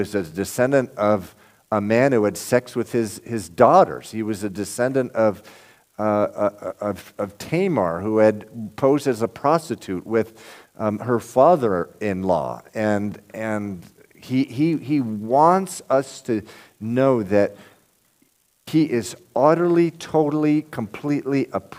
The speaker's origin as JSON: {"language": "English", "town": "Lynn", "region": "Massachusetts", "country": "United States", "lives_now": "Roxbury, United States", "said": "I'm from Lynn, Massachusetts."}